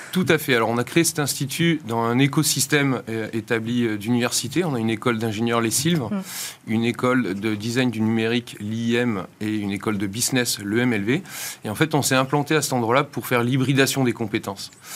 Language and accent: French; France; moved away as an adult; also born or lived in Boston, United States; j'étais ingénieur français hum. et formé dans le modèle très académique français